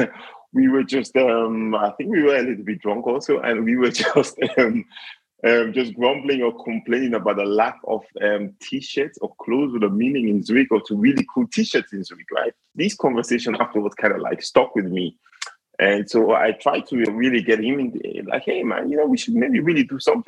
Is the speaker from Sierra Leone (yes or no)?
yes; Sierra Leone; moved away as an adult; now in Switzerland; I am originally from Sierra Leone